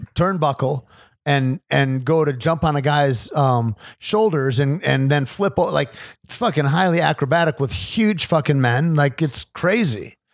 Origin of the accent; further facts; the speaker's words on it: United States; as an American